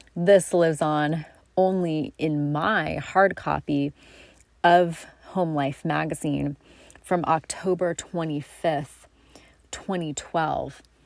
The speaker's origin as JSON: {"language": "English", "town": "Coos Bay", "region": "Oregon", "country": "United States", "tie": "born or raised there", "said": "my hometown of Coos Bay"}